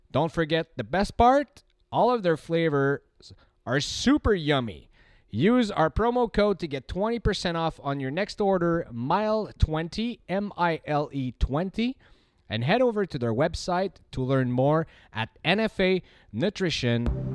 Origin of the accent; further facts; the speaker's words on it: Canada; I'm from Canada